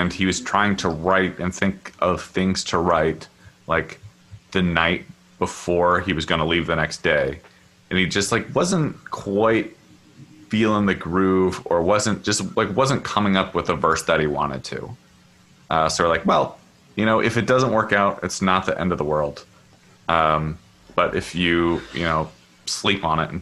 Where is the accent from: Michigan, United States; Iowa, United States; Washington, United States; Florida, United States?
Washington, United States; Seattle; now in Oakland, United States; where I grew up in Seattle